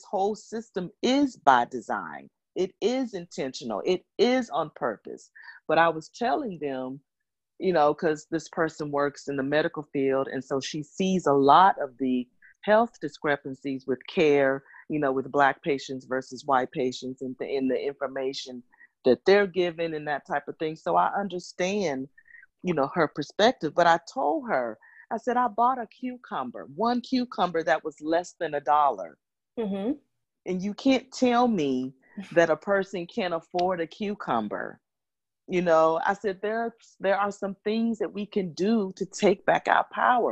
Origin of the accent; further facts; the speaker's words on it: Memphis, Tennessee, United States; moved away; I'm currently right now in Memphis, which is my hometown